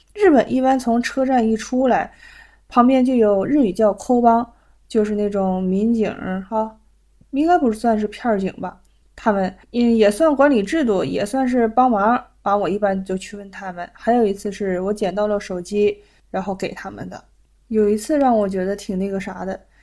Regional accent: China; now in Japan; 我们中国人

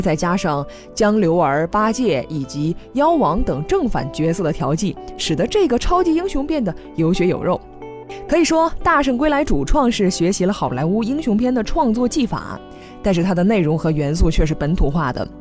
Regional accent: China; 我们都是中国人，最熟悉的也是中国故事

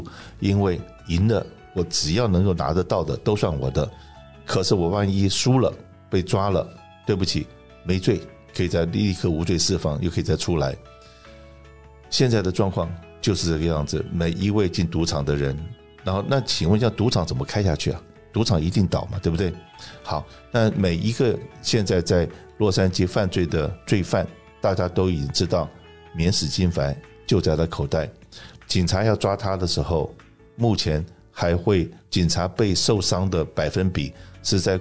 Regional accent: China; now in Los Angeles, United States; 我们中国人的第一桶金都是努力工作、赚钱、存钱，存的第一桶金来创业

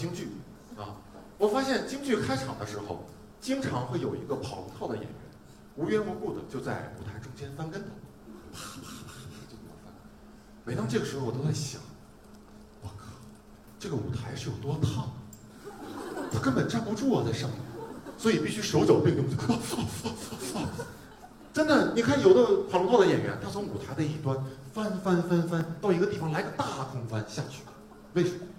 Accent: China; 就是我们中国人对死的这个说法挺委婉的，对吧？

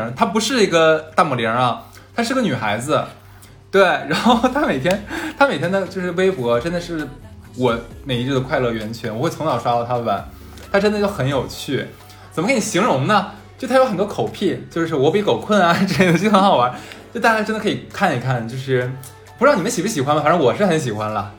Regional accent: Northeast China, China; accent: Northeastern Mandarin; 对我们东北话叫个梗，我不知道南方叫什么东西啊。

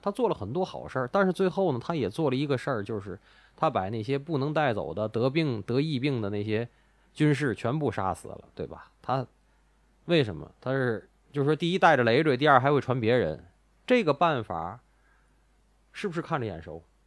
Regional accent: Tianjin, China; 我们三个主播都是天津的，家也在天津

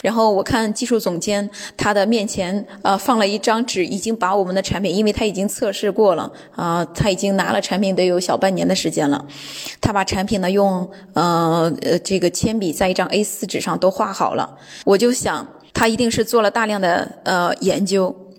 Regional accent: China; now in Düsseldorf, Germany; 我是从中国来的

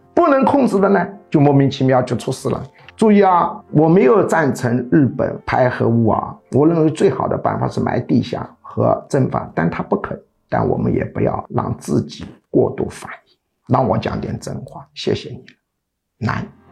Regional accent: China; 我们中国人

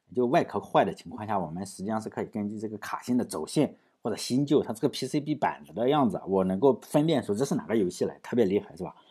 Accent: rural Shandong, China; 像我们农村，我是山东的农村

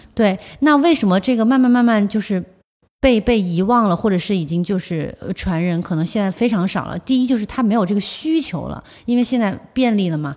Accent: Zhuzhou, Hunan, China; 因为我本身我是株洲人

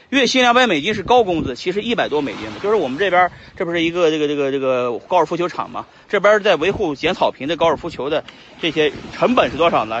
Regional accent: China; 我们作为中国人

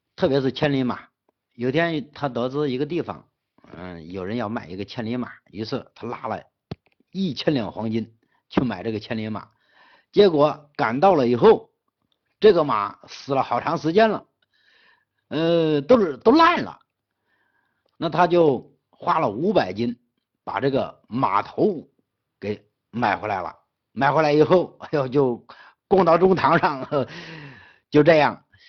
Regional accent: Henan, China; 我们河南人跟河南人做生意是最难做了，真的。我在全在整个西北跟外地人打交道是最好打，但是跟河南老乡打交道是

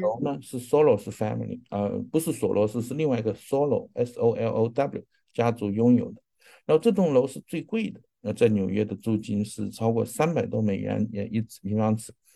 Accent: China; 我们中国人，啊，特别是亚裔，是希望持有很多房地产

